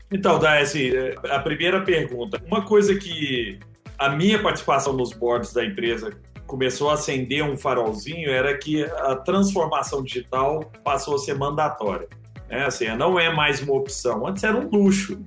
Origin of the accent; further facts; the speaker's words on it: Brazil; nós brasileiros